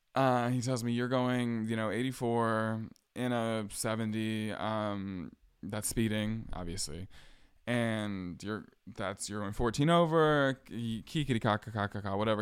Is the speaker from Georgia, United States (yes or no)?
yes; hometown where Ahmaud Arbery was killed, Georgia, United States; moved away as an adult; also born or lived in Atlanta area, Georgia; now in Boston, United States; This is when I still lived in my hometown. My hometown where Ahmad Arbery was killed.